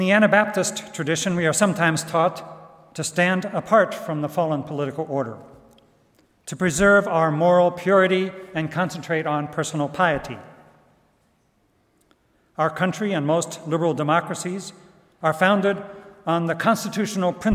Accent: Goshen, Indiana, United States; moved away; here in Goshen with friends back what used to be my hometown

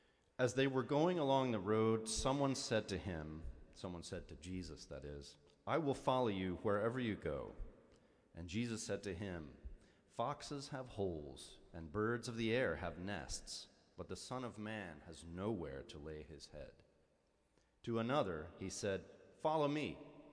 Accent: Tulsa, Oklahoma, United States; As a young Presbyterian kid growing up in Tulsa, Oklahoma

